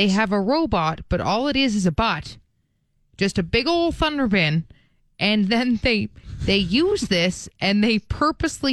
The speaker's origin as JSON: {"language": "English", "town": "Calgary", "region": "Alberta", "country": "Canada", "said": "I'm from Calgary"}